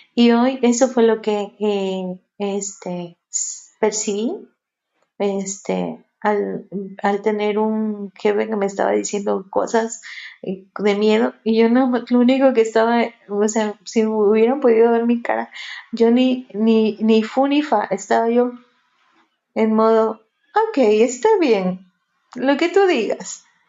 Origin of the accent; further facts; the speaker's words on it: Mexico; aquí en México, yo soy de, aquí de México